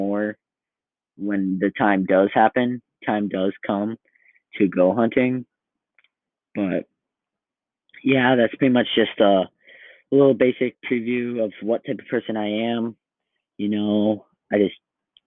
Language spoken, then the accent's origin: English; Iowa, United States; I'm from Iowa